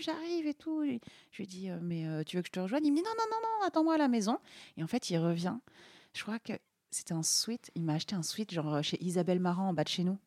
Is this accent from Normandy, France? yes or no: yes; Normandy, France; moved away; vers chez moi en Normandie